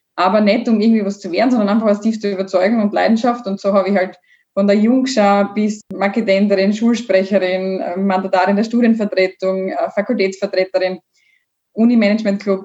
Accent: Bad Radkersburg, Styria, Austria; Ich komme ja aus Bad Radkersburg.

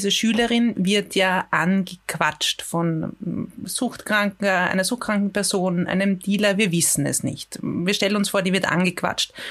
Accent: Vienna, Austria; habe ich mir schon als Wiener Bürgerin öfter mal gedacht, die lungern herum, konsumieren hier und niemand kümmert sich drum.

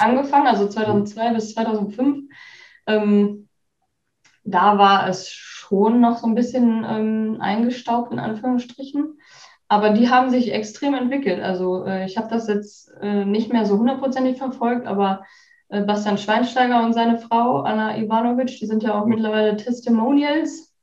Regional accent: Enger, North Rhine-Westphalia, Germany; also born or lived in Herford / Bielefeld; geboren in Herford und aufgewachsen in Enger, wo Enger. mein Papa auch immer noch wohnt

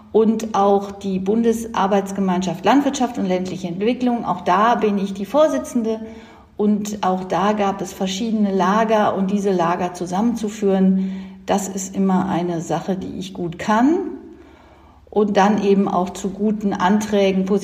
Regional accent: North Rhine-Westphalia, Germany; Also ich komme aus dem Kreis Mettmann und das ist der dicht besiedelste Kreis Deutschlands.

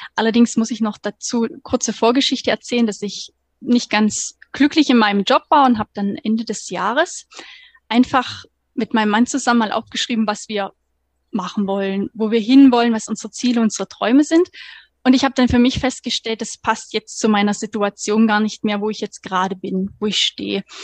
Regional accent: Thuringia, Germany; moved away as an adult; now in Stuttgart, Germany; eigentlich gebürtige Thüringerin, komme vom 180 Seelendorf und wohne seit 2015 jetzt hier in Baden-Württemberg

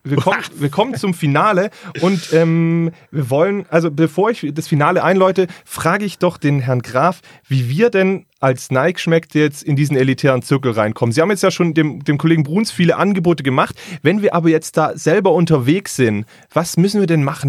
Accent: Stuttgart, Baden-Württemberg, Germany; Ich bin aber ja auch gebürtiger Stuttgarter

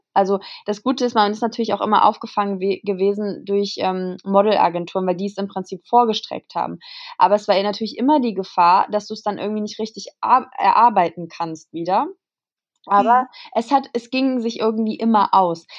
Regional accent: Kassel, Hesse, Germany; moved away; in Kassel, also es ist in meiner, in meiner Heimat.

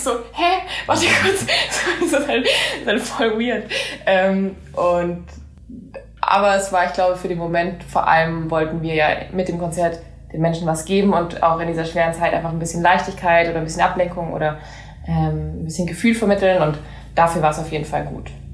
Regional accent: Southern Germany, Germany; first language German; also born or lived in United States; ganz im Süden, da wo ich, da wo ich herkomme

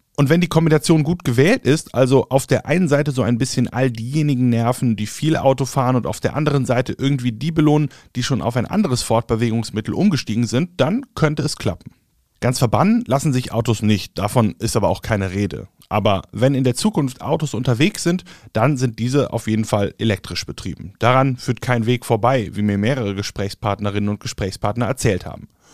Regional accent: Germany; bei uns in Deutschland

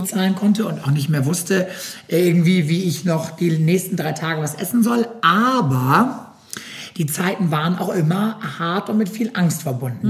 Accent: Germany; bei uns in Deutschland

